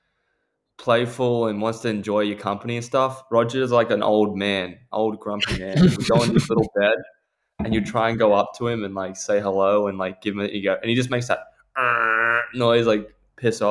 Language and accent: English; Cronulla, New South Wales, Australia; we come from Cronulla